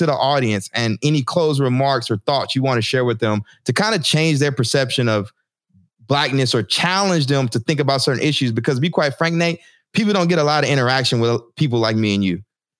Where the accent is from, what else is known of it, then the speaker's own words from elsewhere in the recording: Texas, United States; moved away as an adult; now in Newark, United States; I moved back to Newark. I didn't move back to my hometown in Texas